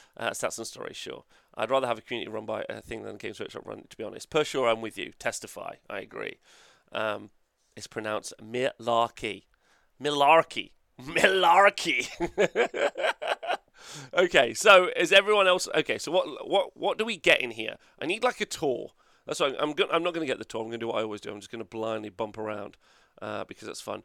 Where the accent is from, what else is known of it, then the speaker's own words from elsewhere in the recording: Nottingham, East Midlands, United Kingdom; I'm from United Kingdom. Okay, easy peasy, right? Unfortunately, not Europe. Uh, and then Nottingham